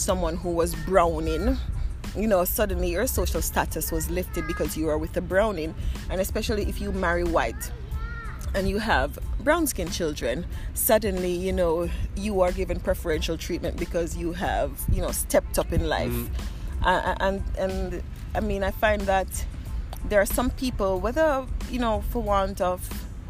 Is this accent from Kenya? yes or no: no; Saint Elizabeth, Jamaica; moved away as an adult; also born or lived in Sweden; now in Skivarp, Sweden; I grew up in the Jamaican countryside